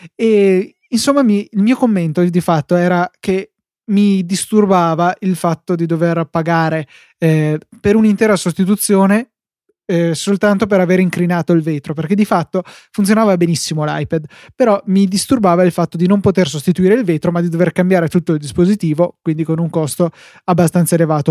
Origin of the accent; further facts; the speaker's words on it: Verona, Veneto, Italy; sono di Verona